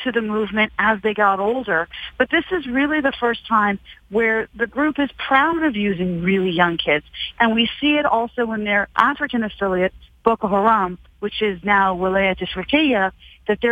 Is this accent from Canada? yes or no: yes; Canada; I'm Canadian